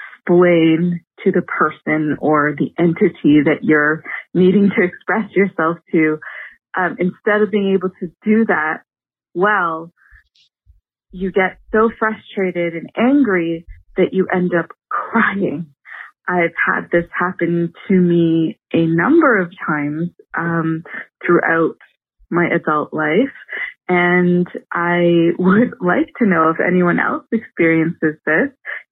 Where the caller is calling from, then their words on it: Toronto, Ontario, Canada; I am calling you from Toronto, Canada.